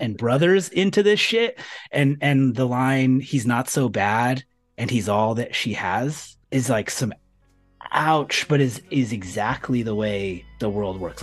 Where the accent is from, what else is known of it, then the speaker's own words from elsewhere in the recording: California, United States; moved away; I'm from California